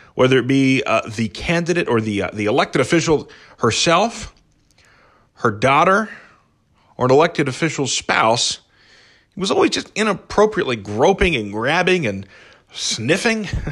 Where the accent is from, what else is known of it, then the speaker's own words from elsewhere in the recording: United States; as an American